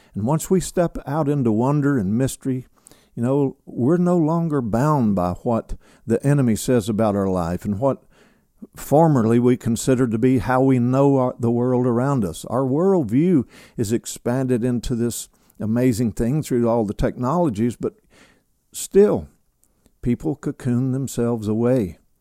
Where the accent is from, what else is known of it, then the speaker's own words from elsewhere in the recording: Kentucky, United States; now in Alabama, United States; my home state, which is Kentucky. I'm a, I'm a son of Kentucky, a son of the South